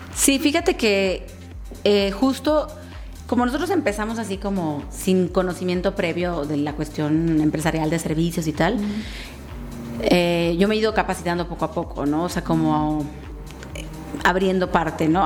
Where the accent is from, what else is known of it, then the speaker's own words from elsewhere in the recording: Sinaloa, Mexico; now in Querétaro, Mexico; yo soy em, una sinaloense venida a, o sea, emigrada, pues